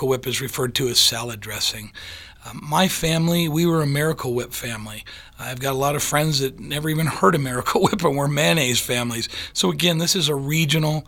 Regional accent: Michigan, United States; when I grew up in Michigan

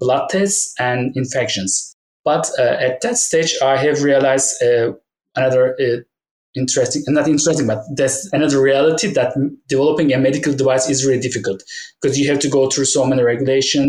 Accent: Turkey; moved away as an adult; also born or lived in United Kingdom; go back to Turkey, where my hometown is.

